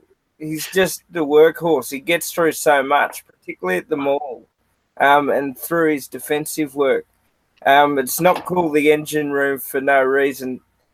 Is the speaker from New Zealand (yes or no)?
no; Australia